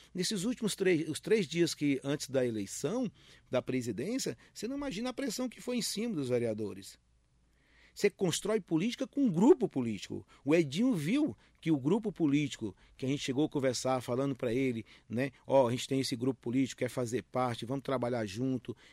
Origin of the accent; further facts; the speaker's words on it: Independência, Ceará, Brazil; also born or lived in Fortaleza; now in Mogi das Cruzes, Brazil; eu morava em Fortaleza, mas sou de Independência